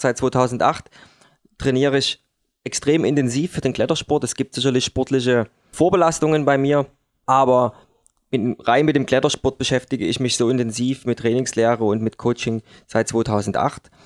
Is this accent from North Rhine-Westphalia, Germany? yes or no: no; Dresden, Saxony, Germany; bei uns in Dresden an der Elbe